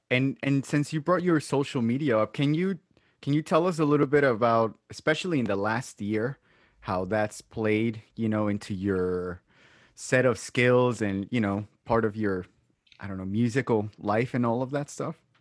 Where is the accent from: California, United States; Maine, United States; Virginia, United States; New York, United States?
New York, United States; Brooklyn; now in Long Island, United States; technically, I'm not from Long Island. I'm from Brooklyn, but I love it out here